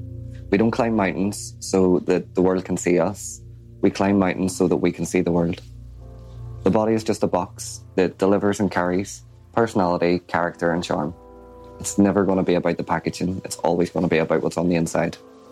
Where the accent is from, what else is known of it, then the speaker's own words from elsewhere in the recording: Northern Ireland, United Kingdom; I'm 24 and I'm from Northern Ireland.